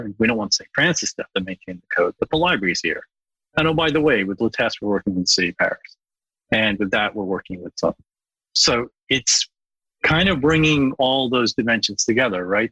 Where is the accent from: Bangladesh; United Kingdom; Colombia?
Bangladesh; moved away; I was born in Bangladesh, and I went back to work in Bangladesh